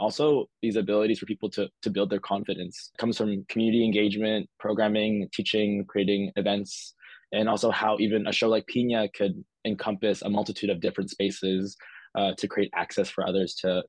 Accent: Philippines; Inadvertently, I'm Filipino everywhere I am. So my work is always going to be Filipino.

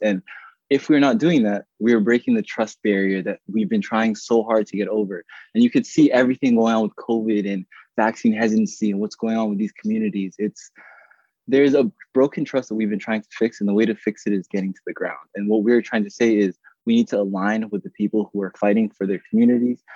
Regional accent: Toronto, Ontario, Canada; I grew up in Rexdale.

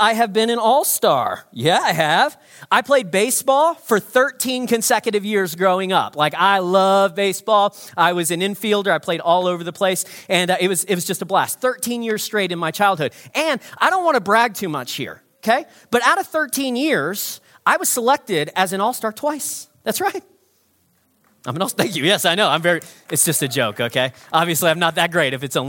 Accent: United States; now in Evanston, Canada; I'm not a Canadian. I'm actually an American.

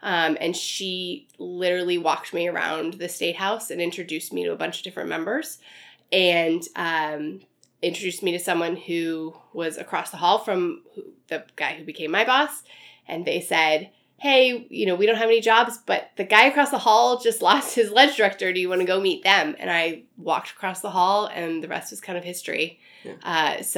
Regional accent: Arizona, United States; But I, despite my cold accent right now, have kind of a non-accent because I'm from Arizona, which is commonly understood to not have really any accent.

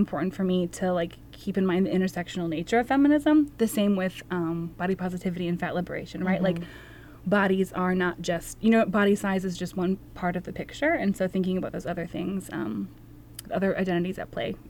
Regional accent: Wisconsin, United States; also born or lived in Texas / New Orleans; now in Minnesota, United States; I am a proud Minnesotan, though I'm originally from Wisconsin

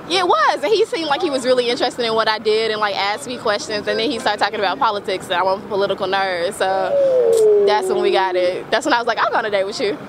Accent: Oklahoma, United States; I'm from Oklahoma

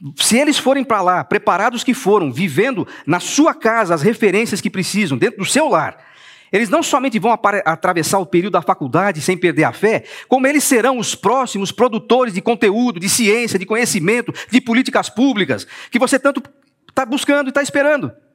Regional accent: São Paulo, Brazil; Eu sou paulistano

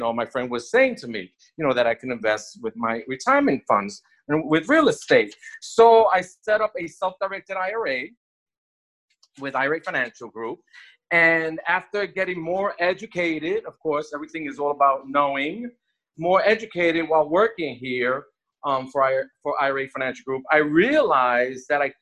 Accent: New York, United States; moved away as an adult; now in Miami Beach, United States; I'm from New York

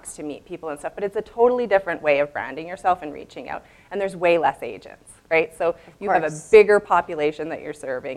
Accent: Chestermere, Alberta, Canada; I grew up in Chestermere, which at the time was tiny

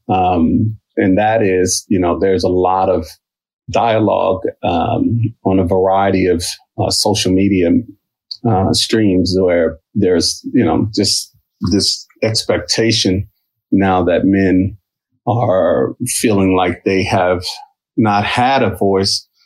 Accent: Midwest, United States; now in Philadelphia, United States; I've been in Philly for 30 years. I'm a transplant from the Midwest.

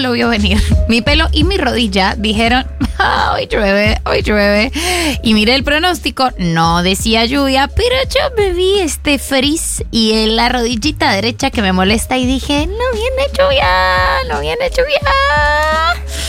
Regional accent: Colombia; como buena colombiana, empecé a consumir alcohol desde que tengo 15 años

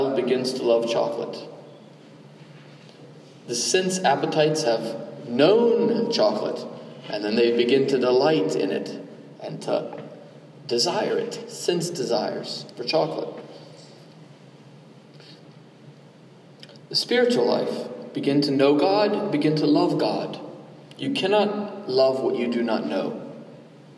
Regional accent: Southeast Georgia, United States; I'm from Southeast Georgia

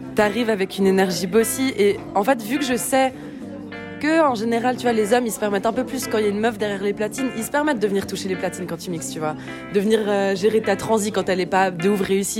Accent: Lausanne, Vaud, Switzerland; also born or lived in Tunisia / Lebanon; je viens de Lausanne, mais je bouge un peu de partout.

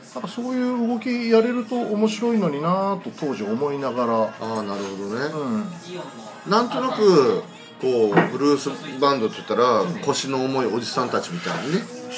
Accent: Tagawa, Fukuoka, Japan; moved away; 僕、田川の田舎に育って

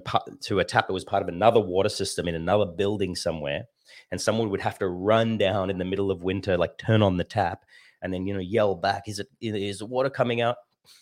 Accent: Sydney, New South Wales, Australia; born there; they joined in Sydney, and I was born in Sydney. So they got married in the Sydney temple

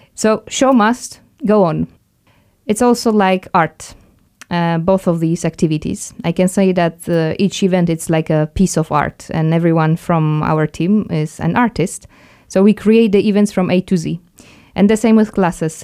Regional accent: Poland; moved away as an adult; also born or lived in France; now in Luxembourg; I'm from Poland.

